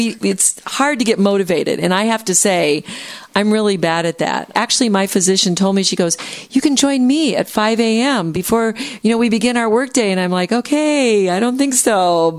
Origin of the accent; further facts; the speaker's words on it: the North, United States; I'm from the North.